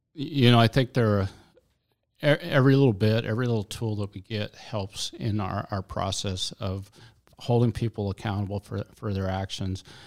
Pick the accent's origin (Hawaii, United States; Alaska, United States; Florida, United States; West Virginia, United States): Alaska, United States; I've lived in Alaska all my life